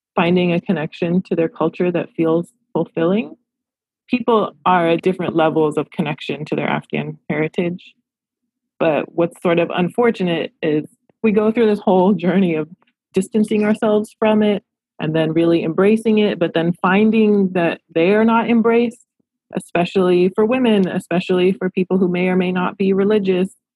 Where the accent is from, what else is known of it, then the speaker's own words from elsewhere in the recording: Los Angeles, California, United States; I love my hometown. I love Los Angeles